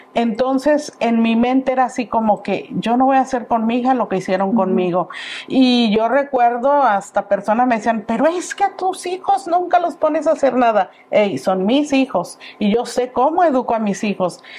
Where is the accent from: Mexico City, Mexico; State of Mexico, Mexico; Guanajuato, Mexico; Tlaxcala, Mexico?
Guanajuato, Mexico; Paseo del Alto; moved away; Yo soy originaria de un pueblito muy bonito que se llama Paseo del Alto, Guanajuato. Dice que ya es ciudad, yo no lo creo, pero ya hace muchos años que no estoy allá.